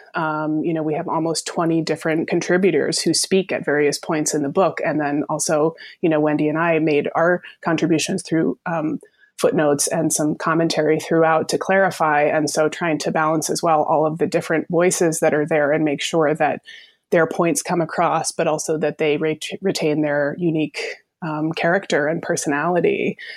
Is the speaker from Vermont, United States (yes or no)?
yes; Vermont, United States; I am from Vermont originally